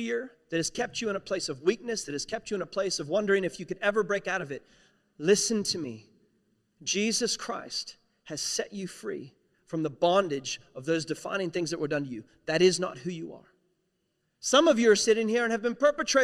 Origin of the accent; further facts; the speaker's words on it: West Virginia, United States; I'm a nobody from West Virginia. It's one of the poorest states in the United States of America